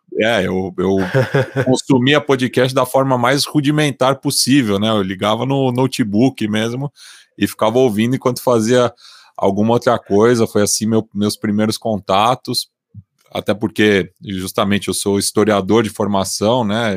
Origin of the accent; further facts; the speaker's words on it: São Paulo, Brazil; sou da Zona Oeste de São Paulo, nascido e criado aqui.